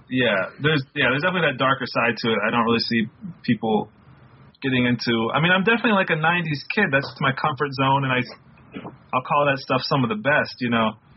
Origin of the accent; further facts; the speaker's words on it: the South, United States; Growing up in the South and like you got so into no limit that you kind of had to almost retreat from it